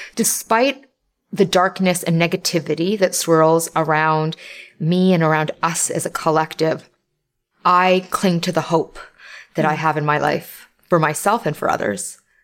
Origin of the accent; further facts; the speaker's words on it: Toronto, Ontario, Canada; I'm Canadian. I live in Canada. And I was born here of immigrant parents